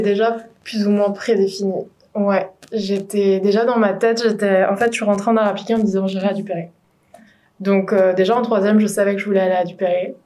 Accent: Morlaix, Brittany, France; moved away; je suis originaire de Bretagne, encore une Bretonne, euh, du Finistère, à Morlaix exactement

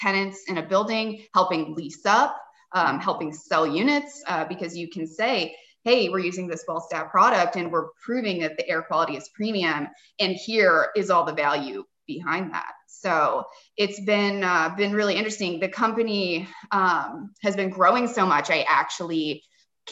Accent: Cincinnati, Ohio, United States; I grew up in Cincinnati, Ohio.

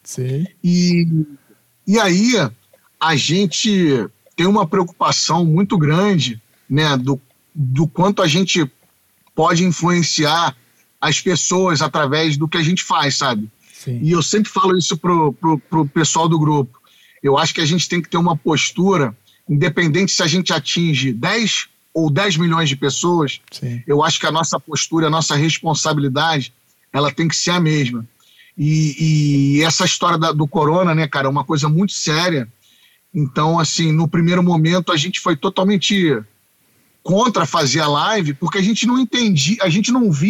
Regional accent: Curitiba, Paraná, Brazil; olha, eu não sou do samba, eu sou de Curitiba mas eu adoro cantar.

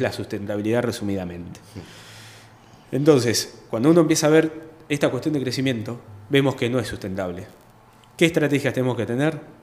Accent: Chacabuco, Buenos Aires Province, Argentina; also born or lived in La Plata / Banfield / Adrogué / Burzaco; yo nací, fui criado acá en Chacabuco, después fui a estudiar a La Plata

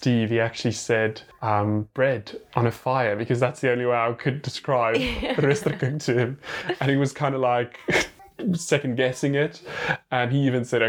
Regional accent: South Africa; as South African as we are

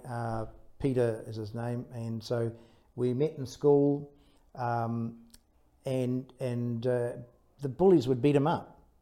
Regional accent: Taranaki, New Zealand; I was brought up in Taranaki, so brought up by the sea

